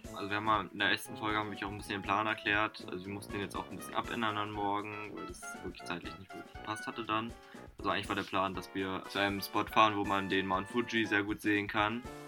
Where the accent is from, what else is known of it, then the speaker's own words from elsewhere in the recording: Germany; bei uns in Deutschland